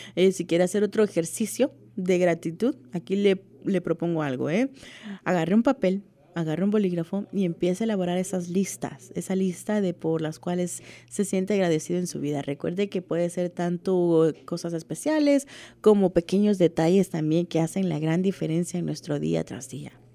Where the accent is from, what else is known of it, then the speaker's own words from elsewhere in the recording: El Salvador; Como decimos en mi país, El Salvador